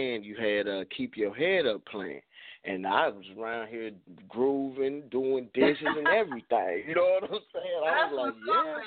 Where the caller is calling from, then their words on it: Nashville, Tennessee, United States; I'm calling from Nashville, Tennessee this morning